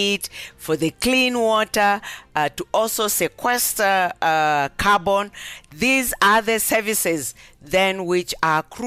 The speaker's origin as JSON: {"language": "English", "region": "near Mount Kilimanjaro", "country": "Tanzania", "tie": "born or raised there", "moved": "yes", "said": "I come from the United Republic of Tanzania, and actually my home village is exactly 2 kilometers from the spot where mountain climbers to the peak of Mountain Kilimanjaro begins. So I've grown up surrounded by water"}